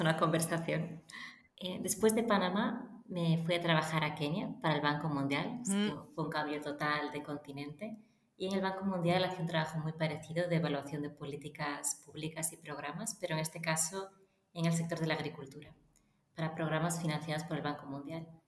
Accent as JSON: {"language": "Spanish", "town": "Lleida", "region": "Catalonia", "country": "Spain", "tie": "born or raised there", "also_born_or_lived": "A Coruña / Barcelona / Paris / Madrid", "moved": "as an adult", "said": "yo nací en La Coruña, pero después crecí en Lleida y a los 18 años me mudé a Barcelona"}